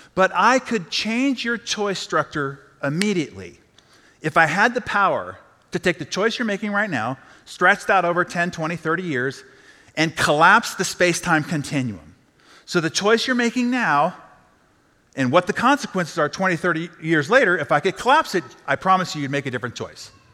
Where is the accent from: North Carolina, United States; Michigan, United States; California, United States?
California, United States; San Diego; I'm from San Diego